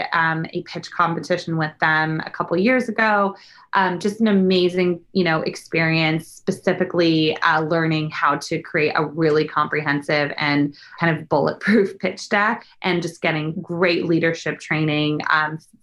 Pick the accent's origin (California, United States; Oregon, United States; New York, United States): California, United States; Bay Area; moved away as an adult; now in Los Angeles, United States; I'm actually originally from the Bay Area, a suburb an hour south of San Francisco